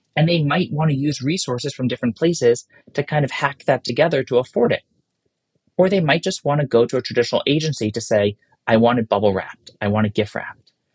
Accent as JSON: {"language": "English", "region": "New York", "country": "United States", "said": "as a New Yorker"}